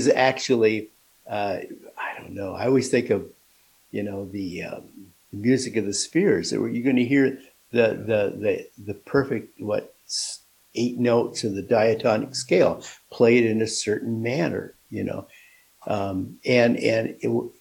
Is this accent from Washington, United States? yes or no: yes; Seattle, Washington, United States; I'm from Seattle